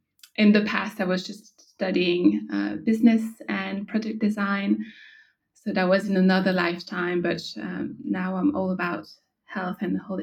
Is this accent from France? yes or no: yes; France; now in Australia; So I'm originally from France, but I moved to Australia 5 years ago